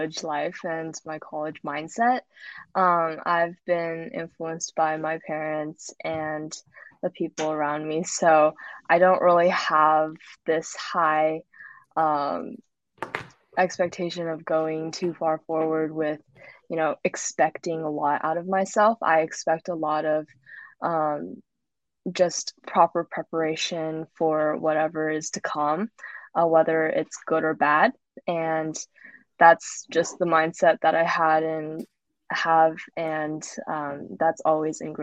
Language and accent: English; Southern California, United States; moved away; I am from California, Southern California